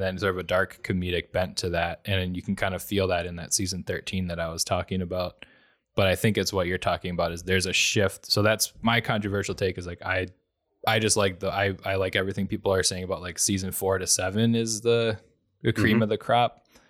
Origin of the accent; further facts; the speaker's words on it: Wisconsin, United States; accent: Wisconsin; I lose some of my Wisconsin accent and I don't curse.